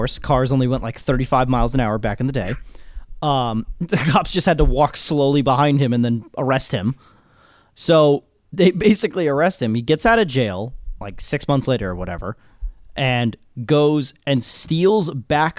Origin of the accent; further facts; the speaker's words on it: Orange, United States; I'm from Orange